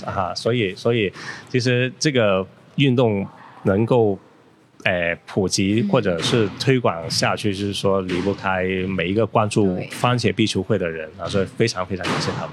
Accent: China; also born or lived in Foshan; 我们中国人

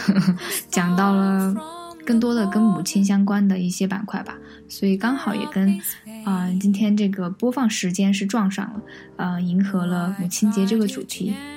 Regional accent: Chengdu, Sichuan, China; 都是在成都这一个片儿区长大的

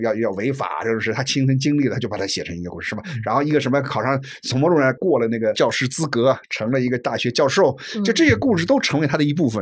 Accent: China; 这也是中国人，中国人能学啊嗯，善学，这是我们的一大特点

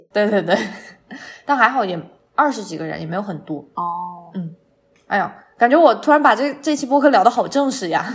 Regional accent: Chongqing, China; 我作为一个重庆人，我点了鸳鸯锅

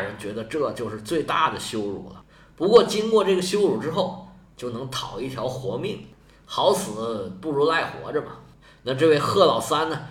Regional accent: China; 我们中国人

